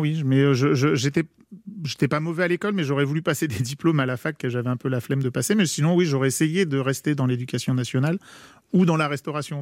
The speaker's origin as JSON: {"language": "French", "area": "Paris region", "region": "Île-de-France", "country": "France", "tie": "born or raised there", "also_born_or_lived": "Versailles", "said": "moi je suis né à Versailles, j'ai grandi en région parisienne"}